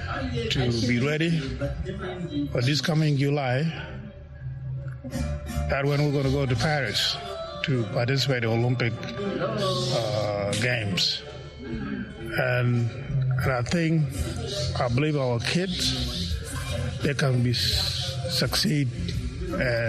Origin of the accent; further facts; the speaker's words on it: South Sudan; Our makeup, physical makeup in South Sudanese, we are tall people.